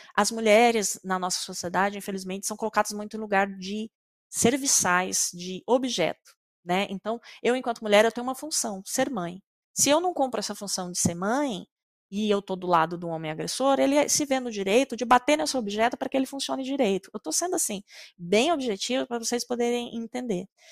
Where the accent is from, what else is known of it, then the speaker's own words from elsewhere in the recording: Mato Grosso, Brazil; Eu sou do Mato Grosso